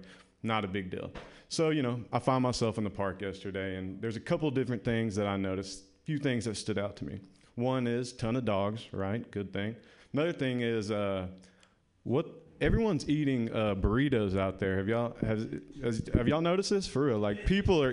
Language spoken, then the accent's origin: English; the South, United States; now in San Francisco, United States; I am from the South